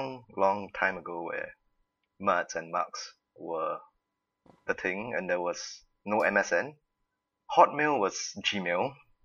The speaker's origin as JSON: {"language": "English", "country": "Singapore", "said": "so I'm from Singapore."}